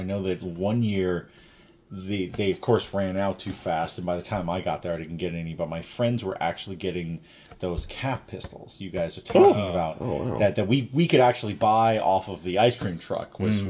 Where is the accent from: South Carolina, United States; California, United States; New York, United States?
New York, United States; New York City; moved away; I was a Staten Island kid